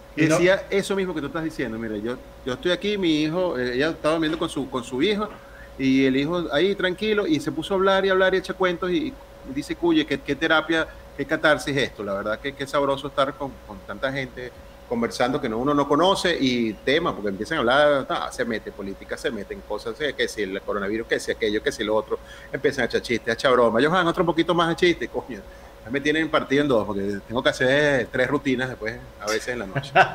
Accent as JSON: {"language": "Spanish", "country": "Venezuela", "moved": "yes", "lives_now": "Panama", "said": "como venezolanos"}